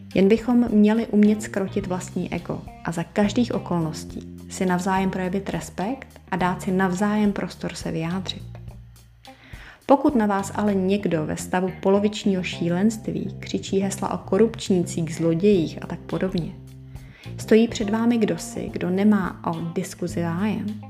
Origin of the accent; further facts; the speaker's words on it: Prague, Czechia; jsem z Prahy